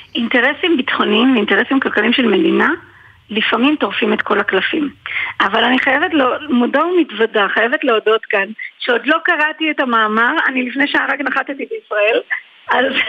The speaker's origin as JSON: {"language": "Hebrew", "country": "Israel", "said": "אני נאמתי בכנס בריאד של הסקיוטי מידל איסט אה, כישראלית"}